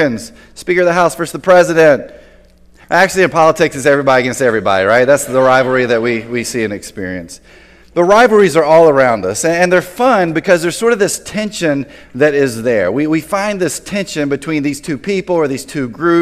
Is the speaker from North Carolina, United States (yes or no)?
yes; Tobacco Road, North Carolina, United States; growing up in Tobacco Road